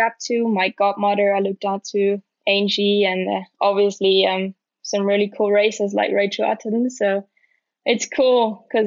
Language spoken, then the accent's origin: English; Leogang, Salzburg, Austria; It's my hometown.